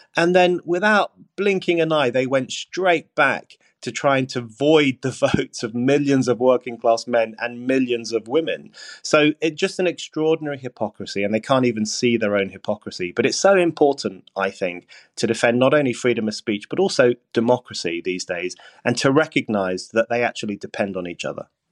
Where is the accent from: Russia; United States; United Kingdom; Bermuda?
United Kingdom; London; I grew up in Burnt Oak in northwest London, in a large family, in a council house